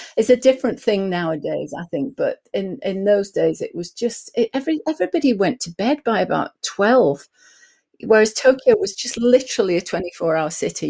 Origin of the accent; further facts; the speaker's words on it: Lake District, North West England, United Kingdom; I grew up in the Lake District in England